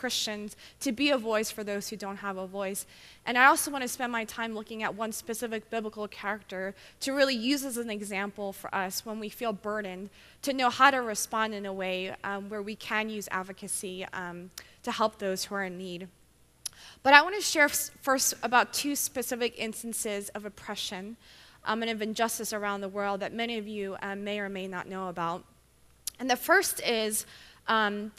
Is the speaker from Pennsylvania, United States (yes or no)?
yes; Philadelphia, Pennsylvania, United States; moved away as an adult; now in Baltimore, United States; I'm originally from, born and raised in Philadelphia